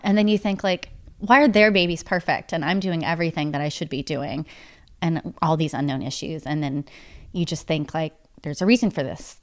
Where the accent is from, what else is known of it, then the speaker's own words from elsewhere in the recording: East Tennessee, United States; now in Nashville, United States; I'm from East Tennessee, but my mom grew up in Nashville